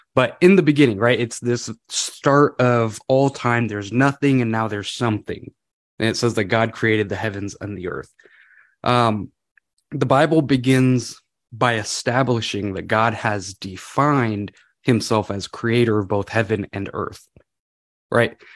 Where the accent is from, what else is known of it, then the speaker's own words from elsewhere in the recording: California, United States; moved away as an adult; now in Washington, United States; I'm from California originally.